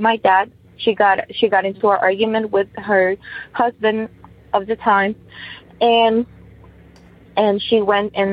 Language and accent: English; Ecuador; moved away; I'm originally from Ecuador